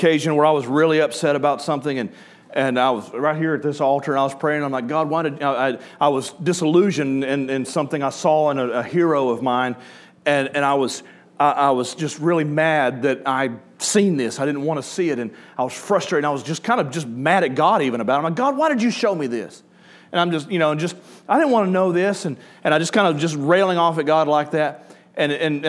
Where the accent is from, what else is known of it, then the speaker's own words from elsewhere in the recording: Killen, Alabama, United States; my hometown in Center Star and Killen into Florence